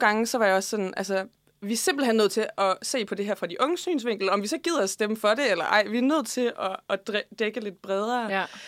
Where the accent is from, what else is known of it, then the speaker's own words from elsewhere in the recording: Faxe, Zealand, Denmark; der, hvor jeg kommer fra i Faxe Kommune